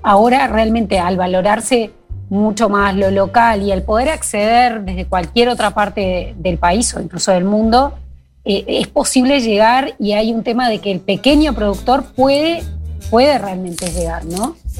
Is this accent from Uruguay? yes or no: yes; Montevideo, Uruguay; moved away as an adult; also born or lived in Colonia; now in Durazno, Uruguay; Yo aclaro que soy de Montevideo, pero hace ya muchos años que vivo en el interior, entre Durazno y, Colonia